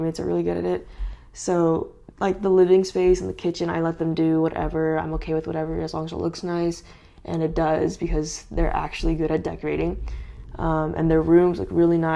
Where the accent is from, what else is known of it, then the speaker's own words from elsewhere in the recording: California, United States; moved away; I'm from California, so all my family's over there